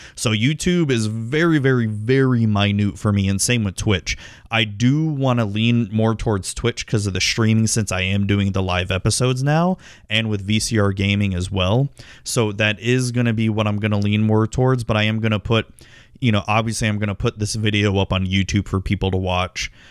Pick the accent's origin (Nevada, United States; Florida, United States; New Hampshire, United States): Florida, United States; Tampa; my hometown sports teams, the Tampa Bay Buccaneers and the Tampa Bay Devil Rays